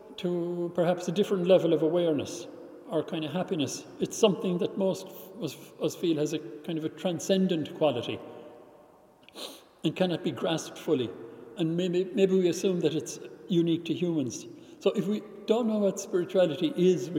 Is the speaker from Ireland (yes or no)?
yes; Ireland; when I was growing up in Ireland